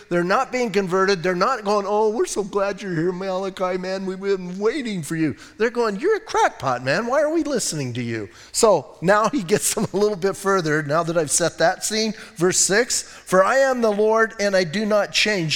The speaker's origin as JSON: {"language": "English", "town": "Bisbee", "region": "Arizona", "country": "United States", "tie": "born or raised there", "said": "I grew up in Bisbee, and I grew up with mining and smelting and all"}